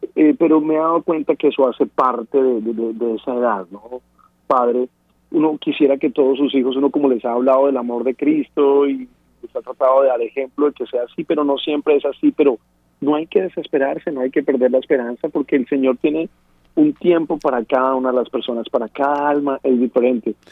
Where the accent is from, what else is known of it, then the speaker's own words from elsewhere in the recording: Colombia; moved away as an adult; now in United States; yo soy colombiano, llevo apenas nueve años en los Estados Unidos